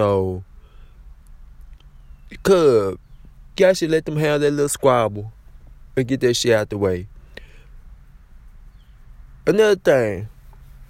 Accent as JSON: {"language": "English", "region": "Louisiana", "country": "United States", "said": "I'm from Louisiana"}